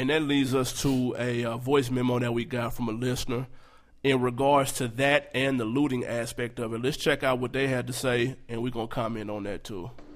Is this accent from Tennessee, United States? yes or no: yes; Nashville, Tennessee, United States; I'm from North Nashville. I grew up in North Nashville.